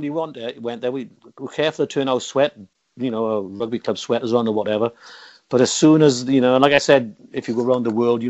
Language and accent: English; Barcelona, Catalonia, Spain; I'm from Barcelona.